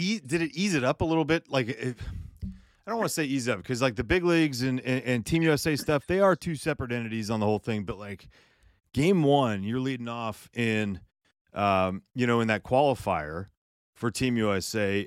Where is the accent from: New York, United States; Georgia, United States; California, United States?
California, United States; I grew up in Northern California, Southern California.